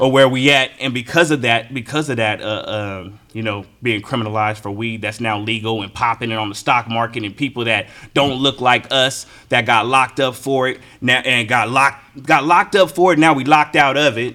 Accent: California, United States; I'm from California

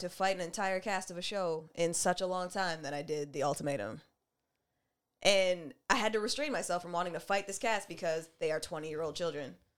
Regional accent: Canada; fun, fine, black, and Canadian like us

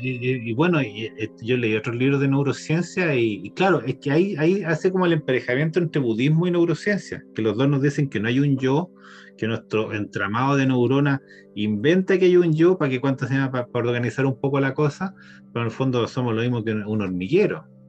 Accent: Chile; nosotros como chilenos

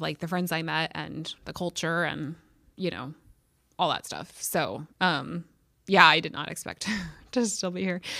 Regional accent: St. Louis, Missouri, United States; moved away as an adult; also born or lived in Columbia, Missouri; now in Carbondale, United States; I'm from Saint Louis. I grew up in Saint Louis

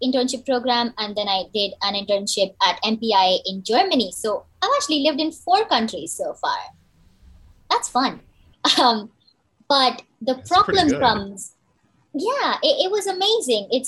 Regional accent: India; moved away as an adult; also born or lived in United States; now in South Korea; I hail from India.

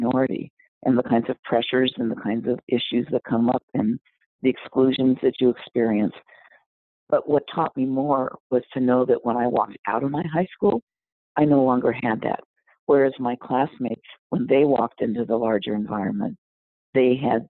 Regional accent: Los Angeles, California, United States; I grew up in South Central LA.

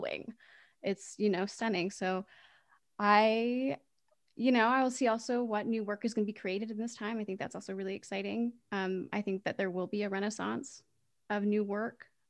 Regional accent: Leonardtown, Maryland, United States; Then I went to Leonardtown High School and did my first play there.

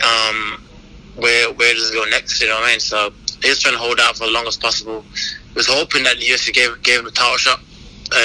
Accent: United Kingdom; my home country, you know, I mean, in London.

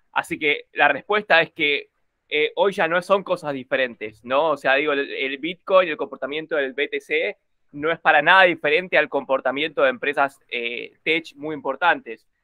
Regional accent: Corrientes, Argentina; yo soy de Corrientes, así que era de Corrientes.

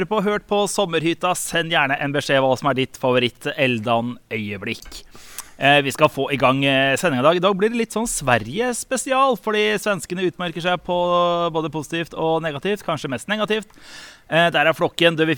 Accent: Eastern Norway, Norway; Jeg er østlending.

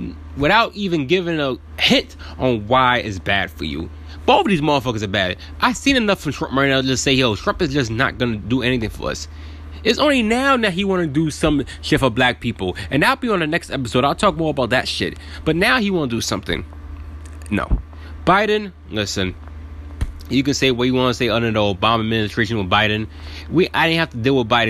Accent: New York City, New York, United States; I was born in Brooklyn, New York, 1989

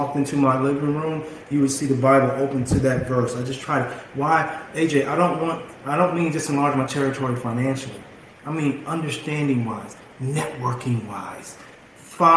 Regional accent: Bakersfield, California, United States; moved away as an adult; also born or lived in Los Angeles, California; moving back to my hometown

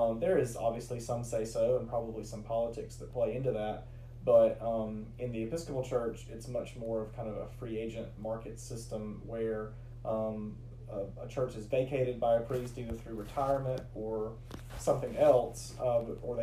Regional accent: Rome, Georgia, United States; moved away as an adult; also born or lived in Great Falls, Virginia; now in LaGrange, United States; I grew up in Rome, Georgia

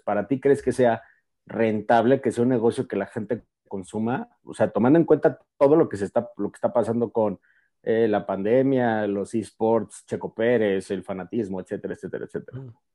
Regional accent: Mexico City, Mexico; yo soy de la Ciudad de México

